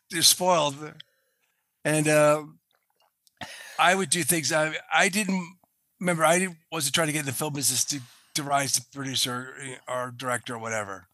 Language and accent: English; Boston, Massachusetts, United States; I'm from Boston, so I use Patriots